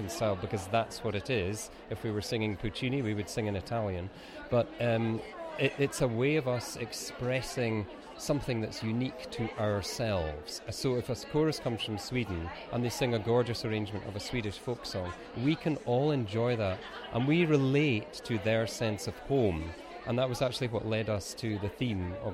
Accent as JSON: {"language": "English", "region": "Scotland", "country": "United Kingdom", "said": "we're from Scotland"}